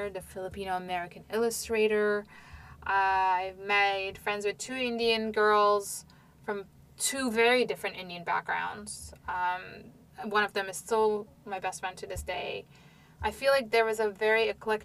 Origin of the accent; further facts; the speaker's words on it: Istanbul, Turkey; moved away as an adult; now in United States; I grew up in Istanbul